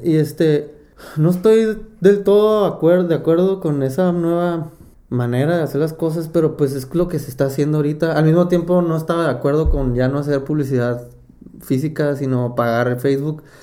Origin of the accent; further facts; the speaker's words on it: Mexicali, Baja California, Mexico; now in Guadalajara, Mexico; yo empecé a tocar a los 14 años fue mi primera banda. Tocaba la, la batería en un grupo de, Mexicali